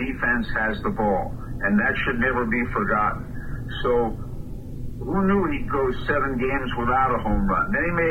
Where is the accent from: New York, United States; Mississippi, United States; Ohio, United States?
New York, United States; New York City; now in Indianapolis, United States; I'm from Brooklyn. And I loved the Knicks as a kid, too